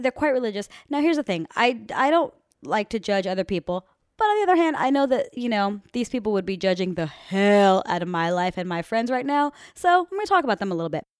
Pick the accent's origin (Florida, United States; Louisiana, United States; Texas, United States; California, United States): Florida, United States; Miami; moved away; the girls that I grew up with back in Winston Park in Miami, Florida